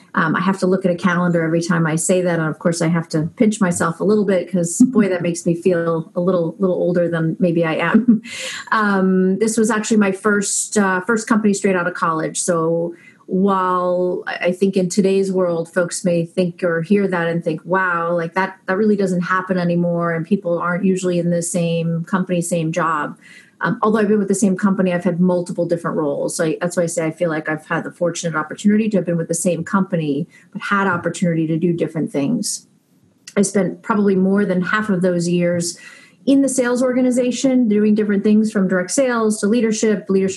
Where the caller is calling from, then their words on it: Natick, Massachusetts, United States; I am calling in from Natick, Massachusetts, up in the New England area.